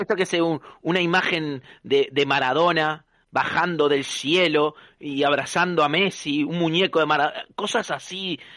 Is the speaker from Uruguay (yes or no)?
yes; Uruguay; moved away; a pesar de que soy uruguayo